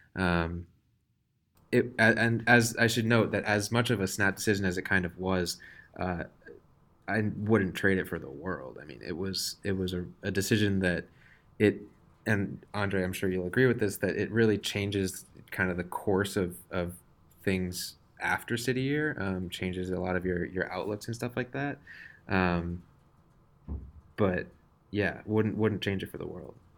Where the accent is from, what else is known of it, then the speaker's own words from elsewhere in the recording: Wellesley, Massachusetts, United States; I'm from Wellesley, Massachusetts